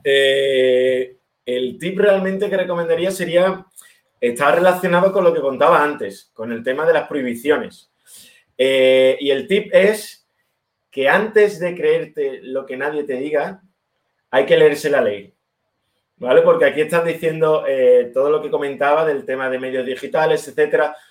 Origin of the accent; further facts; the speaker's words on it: Seville, Andalusia, Spain; moved away as an adult; also born or lived in Berlin, Germany; somos dos socios españoles, los dos de Sevilla